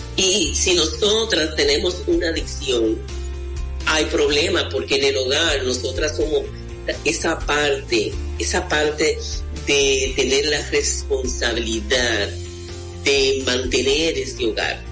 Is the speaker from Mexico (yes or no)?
no; Mao, Valverde, Dominican Republic; mi pueblo, en Valverde Mam